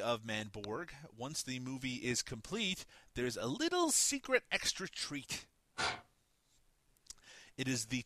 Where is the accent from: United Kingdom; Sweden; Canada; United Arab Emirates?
Canada; Newfoundland and Labrador; I'm from Newfoundland